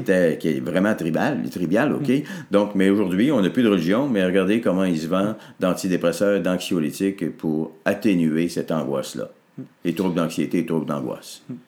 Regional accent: Arvida, Quebec, Canada; je suis né au monde à Arvida, dans une paroisse qui s'appelait Saint-Jacques. C'était tout petit, là, notre patelin

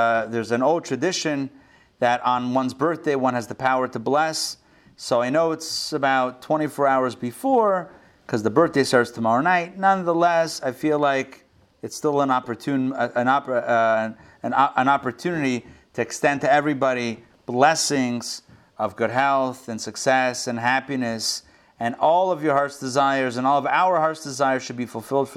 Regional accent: Israel; moved away; I was born in Israel.

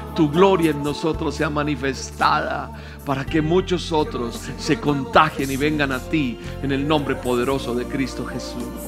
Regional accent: Colombia; Bendigo mi tierra, Colombia.

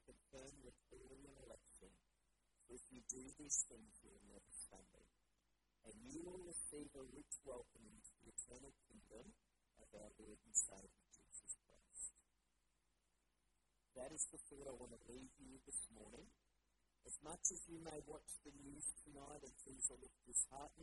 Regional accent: Bundaberg, Queensland, Australia; moved away as an adult; now in Brisbane, Australia; I grew up in Bundaberg, and I love going back to Bundaberg.

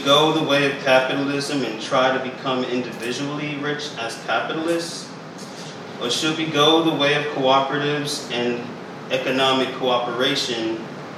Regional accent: New York City, New York, United States; now in Richmond, United States; I was born and raised in Brooklyn, New York

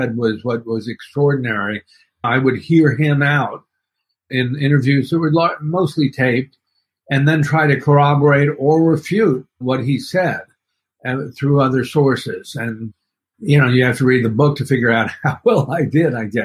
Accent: Dallas, Texas, United States; now in New York, United States; I grew up in Dallas, but I've lived in New York for the last 40 years. And originally, I was born here in New York

